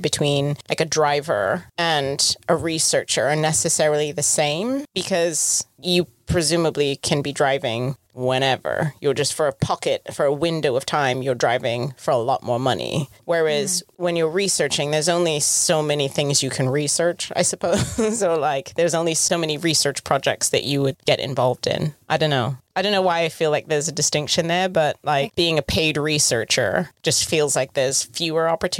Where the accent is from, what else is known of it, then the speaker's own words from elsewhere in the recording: United Kingdom; As a British person.